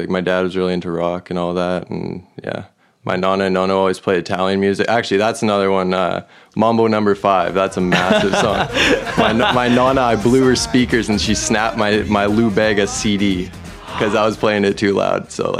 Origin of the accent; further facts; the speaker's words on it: Kelowna, British Columbia, Canada; Born and raised here in Kelowna.